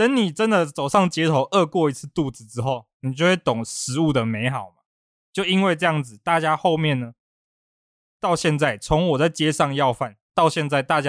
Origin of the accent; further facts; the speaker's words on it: Taiwan; 因为我是台湾的，我不是米其林的